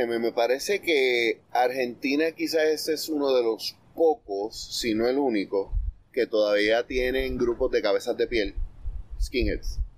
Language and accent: Spanish; Puerto Rico